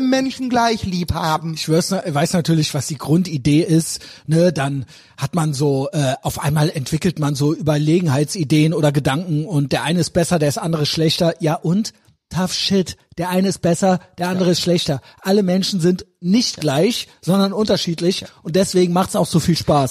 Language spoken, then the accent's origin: German; Germany; Ich bin in Deutschland geboren.